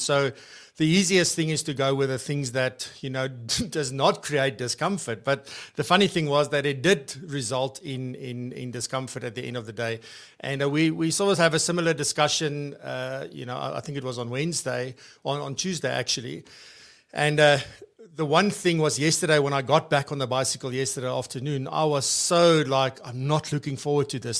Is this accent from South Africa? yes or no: yes; Free State, South Africa; I'm from the Free State